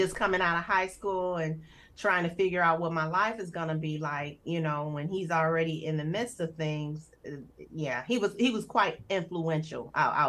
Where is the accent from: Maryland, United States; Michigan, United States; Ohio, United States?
Michigan, United States; Detroit; So my home life was primarily with my mother. My mom and my dad, they did not marry. So it was my mother and I for a while, and then she remarried.